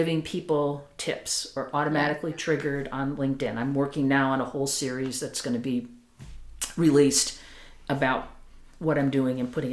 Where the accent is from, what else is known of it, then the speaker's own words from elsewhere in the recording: Chicago, Illinois, United States; moved away as an adult; also born or lived in Wisconsin; now in near San Francisco, United States; I'm originally from the Chicago area, but I spent most of my adult life in Wisconsin